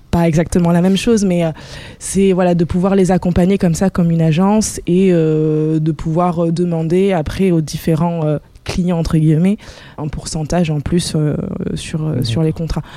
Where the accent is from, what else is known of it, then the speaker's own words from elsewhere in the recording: Bordeaux, Nouvelle-Aquitaine, France; on vient d'ici, de Bordeaux